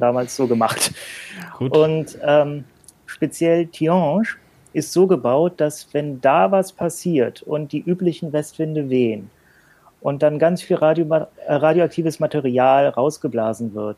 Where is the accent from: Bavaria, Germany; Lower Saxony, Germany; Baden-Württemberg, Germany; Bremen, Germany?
Bremen, Germany; ich komme ja aus Bremen, was da auch so mehr oder weniger in der Nähe ist